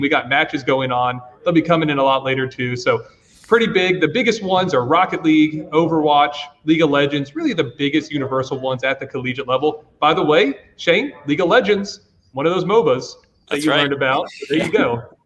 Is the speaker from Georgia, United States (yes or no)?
yes; Georgia, United States; now in Virginia, United States; I'm originally from Georgia, not Virginia